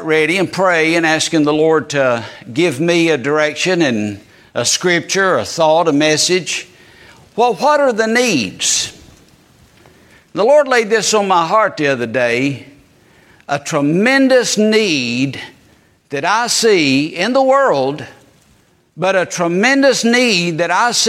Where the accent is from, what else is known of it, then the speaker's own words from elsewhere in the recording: Georgia, United States; also born or lived in Eastern North Carolina; now in North Carolina, United States; I'm a Georgia Bulldog fan because that's my home state